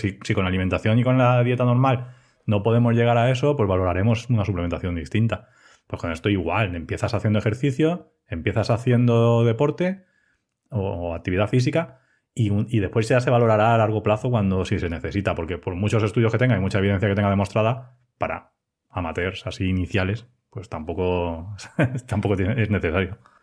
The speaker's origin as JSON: {"language": "Spanish", "town": "Elda", "region": "Valencian Community", "country": "Spain", "also_born_or_lived": "Ibi", "said": "trabajo en Ibia, aunque soy de Elda"}